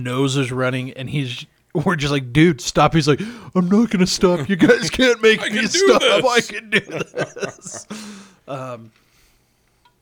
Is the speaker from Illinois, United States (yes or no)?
yes; Chicago, Illinois, United States; Growing up in Chicago, there were two high schools that were in our church congregation.